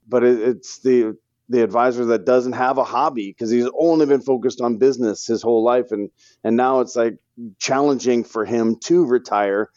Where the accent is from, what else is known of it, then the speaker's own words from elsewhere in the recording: St. Louis, Missouri, United States; born and raised in Saint Louis, Missouri, love the Cardinals